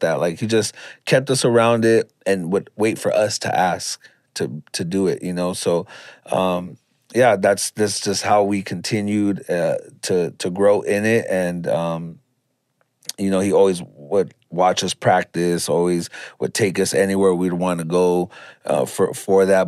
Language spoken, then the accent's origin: English; Los Angeles, California, United States; I'm from Pacoima, California